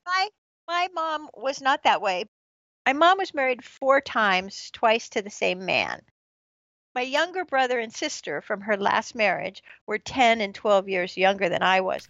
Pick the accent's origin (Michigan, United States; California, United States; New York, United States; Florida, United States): California, United States; San Francisco Bay Area; moved away as an adult; also born or lived in Corvallis, Oregon / South Korea / Los Angeles; I was born and raised in the San Francisco Bay Area